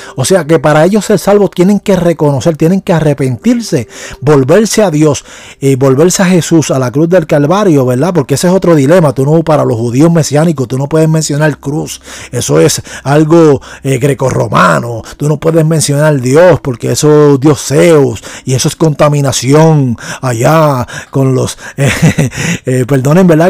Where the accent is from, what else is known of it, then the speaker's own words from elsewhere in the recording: Puerto Rico; yo soy una persona puertorriqueña en y nuestra cultura puertorriqueña